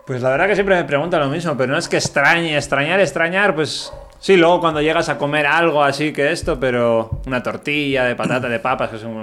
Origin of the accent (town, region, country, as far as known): Basque Country, Spain; moved away